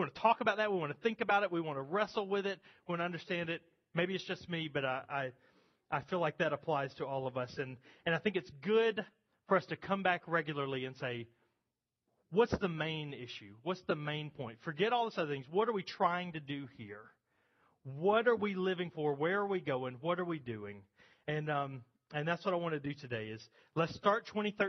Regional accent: United States; contemporary American Christians

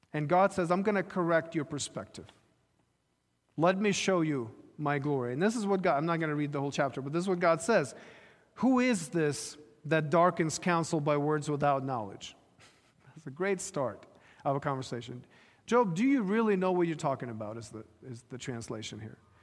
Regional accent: Ukraine; moved away; I was growing up in Ukraine

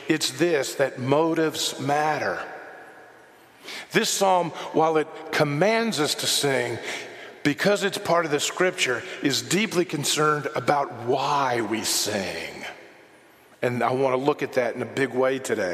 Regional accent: United States; I'm an American

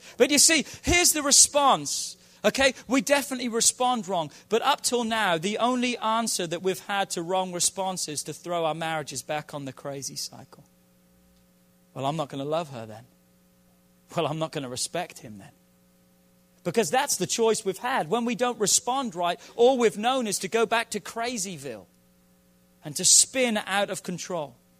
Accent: England, United Kingdom; I'm from England

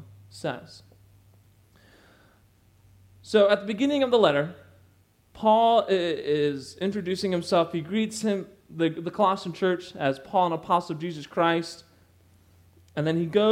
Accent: Goodfield, Illinois, United States; I'm from Goodfield.

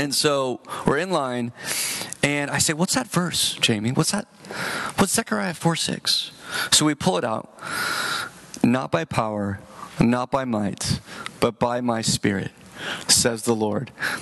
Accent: San Jose, California, United States; I'm from San Jose.

